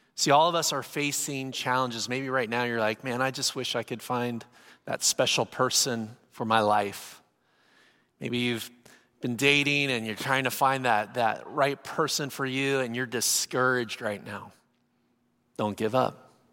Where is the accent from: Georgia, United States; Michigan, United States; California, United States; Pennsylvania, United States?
California, United States; San Diego; I'm from San Diego, California. I live, live by the beach